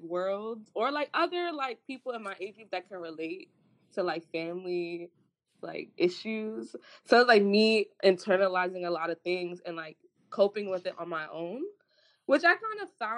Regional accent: New York City, New York, United States; I grew up in Brooklyn, and when I grew up in Brooklyn, it wasn't any gentrification.

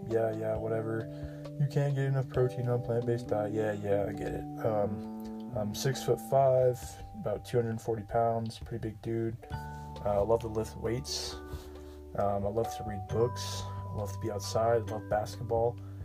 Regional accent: South Korea; English is a second language; As growing up in Korea and everything, I never was super active, I would say.

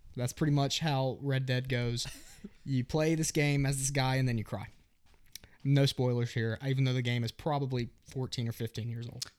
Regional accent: New Orleans, Louisiana, United States; I was born in New Orleans

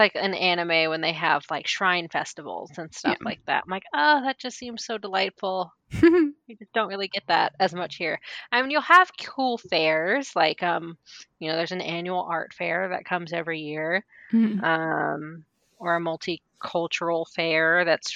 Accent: United States; as an American

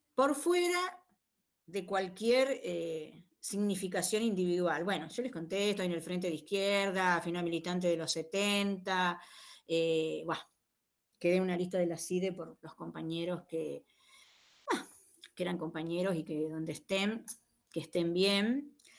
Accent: Rosario, Santa Fe, Argentina; yo iba a la escuelita 147 en Fisherton

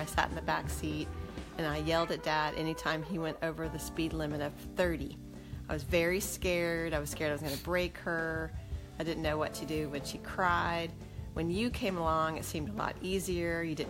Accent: Lexington, Virginia, United States; I was born in Lexington, Virginia, February 10, 1969.

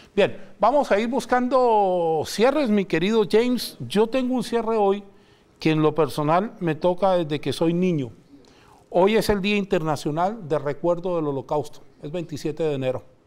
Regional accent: Chile; la nuestra, la chilena

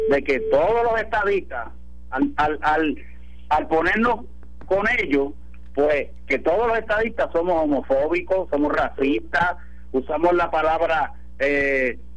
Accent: Puerto Rico; also born or lived in Río Piedras, San Juan; mi pueblo de Puerto Rico

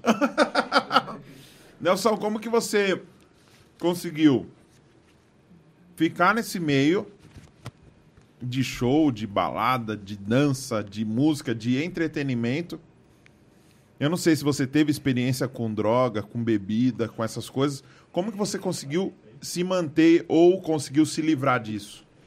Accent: São Paulo, Brazil; Nasci na Penha aqui

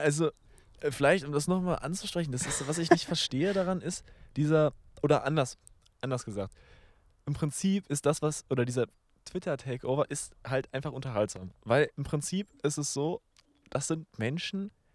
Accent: Germany; als Deutsche

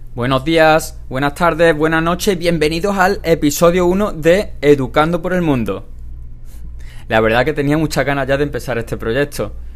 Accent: Huelva, Andalusia, Spain; moved away; also born or lived in Almería; soy de Huelva, una pequeña ciudad en el suroeste de España que pertenece a la comunidad autónoma de Andalucía

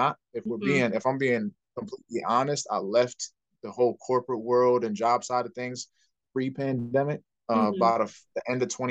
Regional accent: New York, United States; moved away as an adult; now in New Jersey, United States; born and raised in New York, one of 6 kids

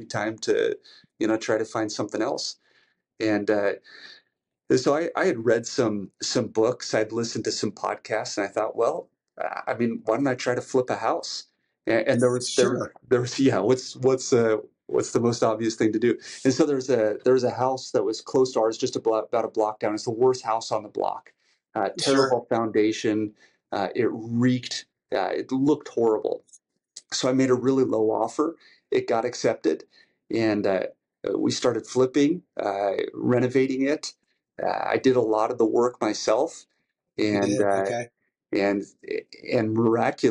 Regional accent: Great Falls, Montana, United States; moved away as an adult; also born or lived in Los Angeles / Boston; we decided to move back to my hometown of Great Falls, Montana

